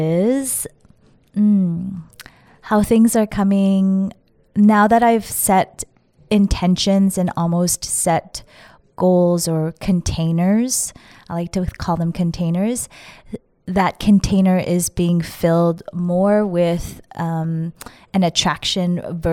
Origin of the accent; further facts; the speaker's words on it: Winnipeg, Manitoba, Canada; I grew up in Winnipeg, the world capital of Slurpees.